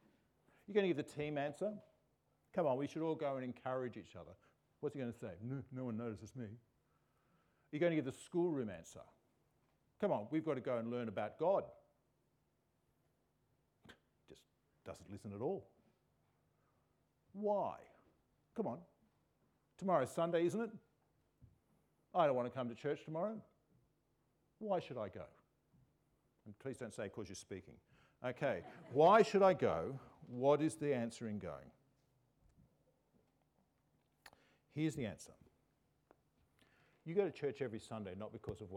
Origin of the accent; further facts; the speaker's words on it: Australia; We Australians